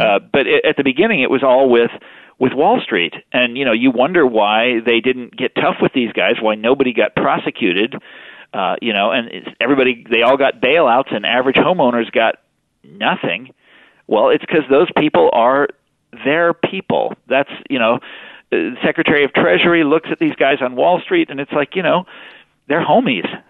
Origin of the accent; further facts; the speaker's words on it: Kansas, United States; moved away; I'm from Kansas